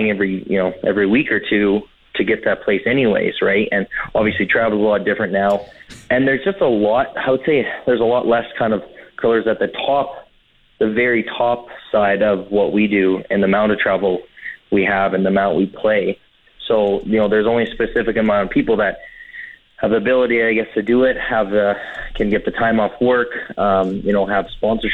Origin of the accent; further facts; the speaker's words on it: Regina, Saskatchewan, Canada; now in British Columbia, Canada; in my hometown with a lot of friends and family around